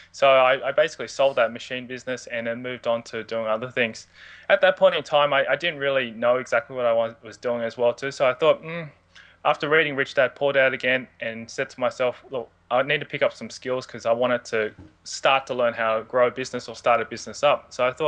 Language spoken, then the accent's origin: English; Sydney, New South Wales, Australia; Where I started was I was born and raised in Sydney. I've been a Sydney boy pretty much all my life.